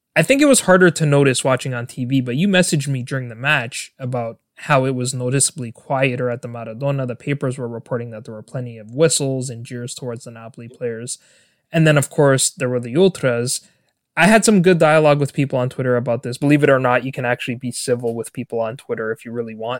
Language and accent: English; Toronto, Ontario, Canada; I was born and raised in Toronto, Canada.